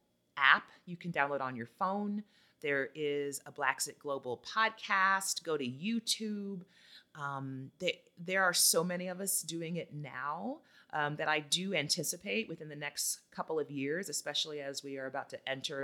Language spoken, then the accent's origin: English; United States; moved away as an adult; now in Costa Rica; oh, she's American